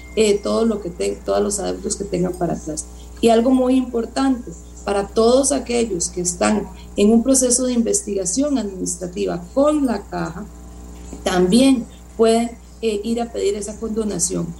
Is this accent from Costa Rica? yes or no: yes; Costa Rica; vivimos como costarricenses